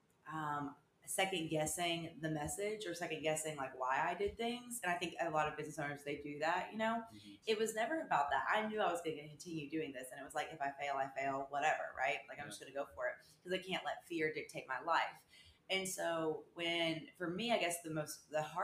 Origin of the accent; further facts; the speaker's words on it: Murfreesboro, Tennessee, United States; also born or lived in Nashville, Tennessee / Vermont; I am from Murfreesboro, Tennessee.